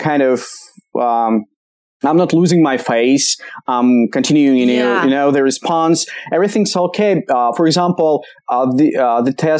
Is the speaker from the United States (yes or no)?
no; Kamchatka Krai, Russia; English is a second language; now in Moscow, Russia; Originally I'm from Kamchatka